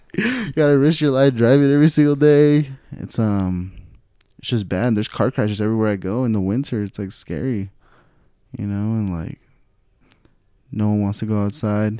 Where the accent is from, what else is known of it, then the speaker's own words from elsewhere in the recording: Stockton, California, United States; I'm from North California, Stockton, California